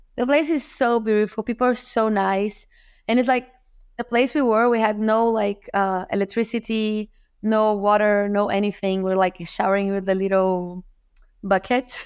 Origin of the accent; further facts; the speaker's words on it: Rio de Janeiro, Brazil; I'm from Rio, from Brazil